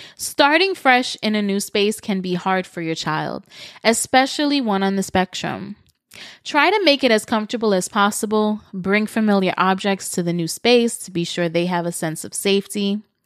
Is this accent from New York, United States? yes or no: yes; New York City, New York, United States; moved away as an adult; now in Florida, United States; I moved this past summer from New York City, where I lived for thirty-six years